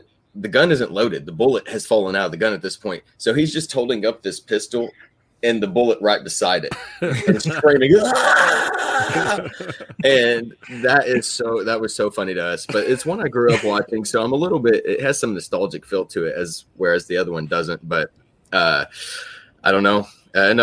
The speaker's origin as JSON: {"language": "English", "region": "Oklahoma", "country": "United States", "said": "I'm from Oklahoma"}